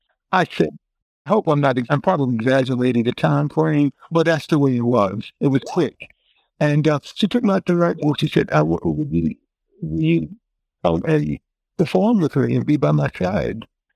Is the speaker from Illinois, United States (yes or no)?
no; New York, United States; now in Philadelphia, United States; I'm from New York. And she said, …, I want to take you out to lunch. Now, remember, she's in New York and I'm in Philadelphia.